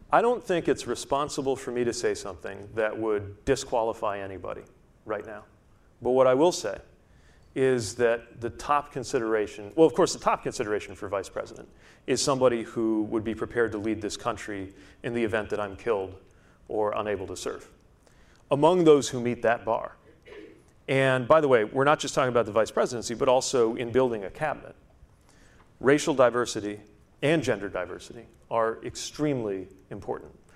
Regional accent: Indiana, United States; I grew up in Indiana

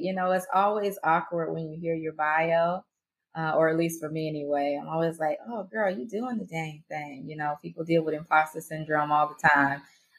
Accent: Marianna, Florida, United States; accent: Southern twang; also born or lived in Atlanta, Georgia; now in Jacksonville, United States; I'm from Mariana, Florida.

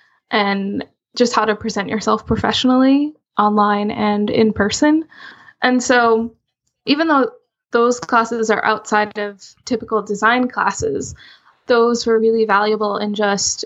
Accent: Rhode Island, United States; I'm from Rhode Island

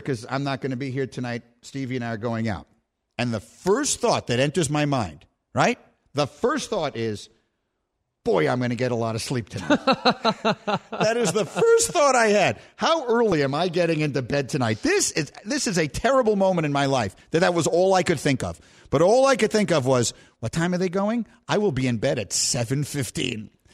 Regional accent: New York, United States; my hometown

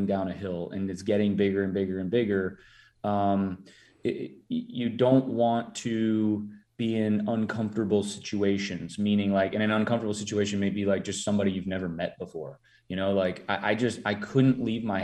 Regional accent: Minnesota, United States; I'm from Minnesota. I'm Minnesota nice

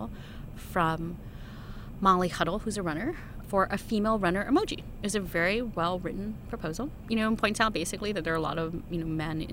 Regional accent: United States; I'm Chinese American

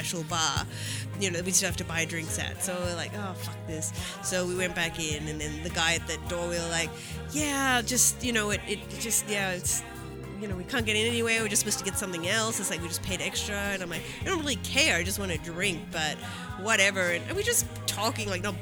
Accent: Melbourne, Victoria, Australia; moved away; I'm from Melbourne

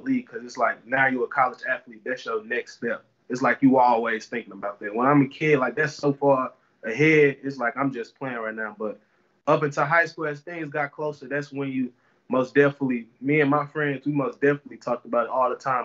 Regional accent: St. Louis, Missouri, United States; also born or lived in Ohio; now in Columbia, United States; I grew up in North St. Louis

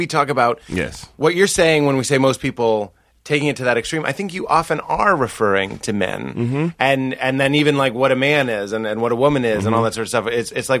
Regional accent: Cambridge, Massachusetts, United States; I grew up in Cambridge, I went to school in Cambridge

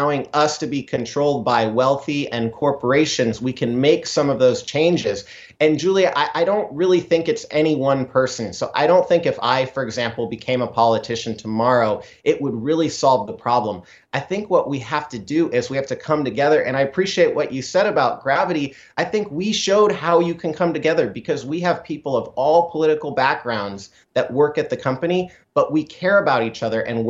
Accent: Idaho, United States; from my home state in Idaho

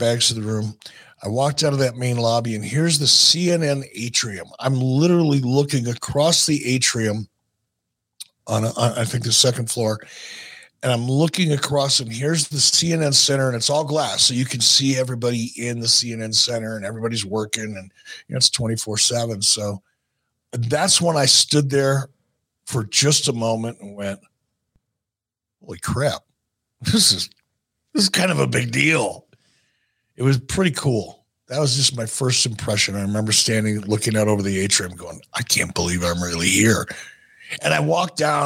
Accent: Minneapolis, Minnesota, United States; moved away; I was from Minneapolis

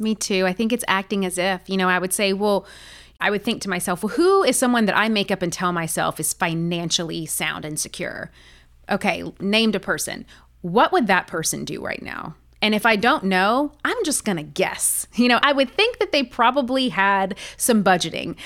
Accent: the South, United States; growing up in the South

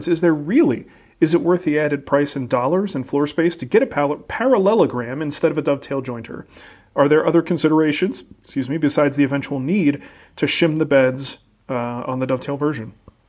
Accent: New Jersey, United States; moved away; when I grew up in New Jersey with a father named Mario and a brother named Mario

